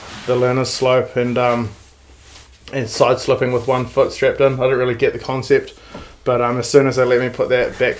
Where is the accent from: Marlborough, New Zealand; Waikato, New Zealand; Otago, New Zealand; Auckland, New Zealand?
Auckland, New Zealand; From the North Shore of Auckland.